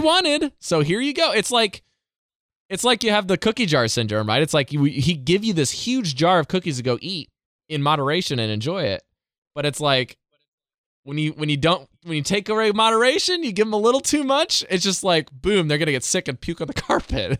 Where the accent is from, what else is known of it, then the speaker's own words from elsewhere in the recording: Indiana, United States; moved away as an adult; now in Yamaguchi, Japan; my home state